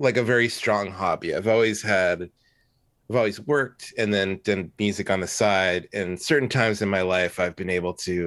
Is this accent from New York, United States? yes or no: no; Fullerton, California, United States; now in San Francisco, United States; I'm from Fullerton, which is in Southern California